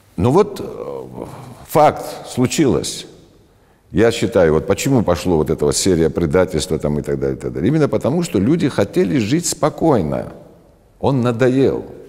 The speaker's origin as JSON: {"language": "Russian", "country": "Georgia", "said": "я считаю себя грузином, а, безусловно, грузином. По национальности я грузин"}